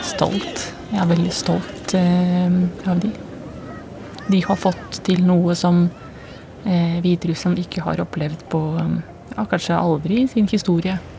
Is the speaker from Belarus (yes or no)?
yes; Belarus; moved away as an adult; now in Norway; jeg kommer fra Hviterussland. Jeg kom til Norge i 2005